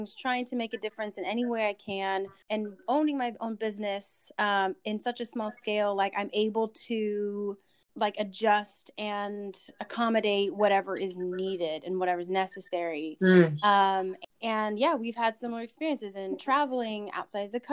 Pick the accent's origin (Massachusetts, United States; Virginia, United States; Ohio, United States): Virginia, United States; I'm from Virginia